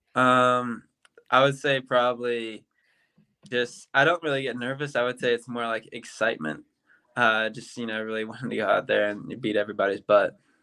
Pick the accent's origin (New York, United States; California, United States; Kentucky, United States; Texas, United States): Kentucky, United States; Louisville; moved away as an adult; now in Auburn, United States; growing up in Louisville, Kentucky